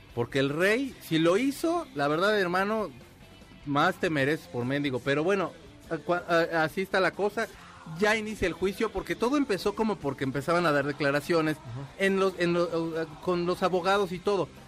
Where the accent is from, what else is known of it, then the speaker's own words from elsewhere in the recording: Mexico City, Mexico; soy del DF